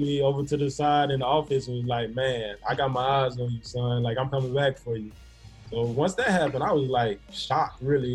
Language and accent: English; Florence, Alabama, United States; a lot of people from Florence and you know my area, they go to Bama, Auburn, Mississippi State